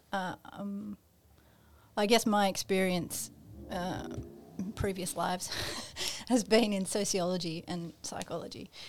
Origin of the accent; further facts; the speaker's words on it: Australia; we are, um, in Australia